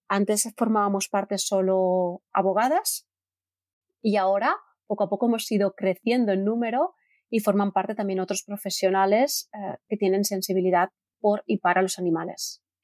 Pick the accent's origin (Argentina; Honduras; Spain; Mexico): Spain; Terrassa, Catalonia; yo soy de Terrassa